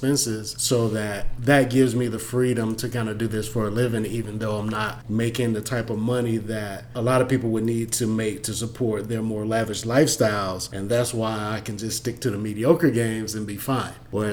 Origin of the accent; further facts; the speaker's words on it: Atlanta, Georgia, United States; I'm from Atlanta